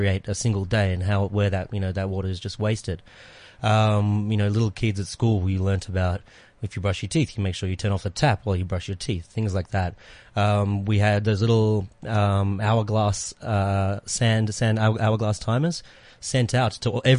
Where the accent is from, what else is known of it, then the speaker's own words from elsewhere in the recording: Melbourne, Victoria, Australia; now in South Africa; I'm from Melbourne, which is in the state of Victoria in Australia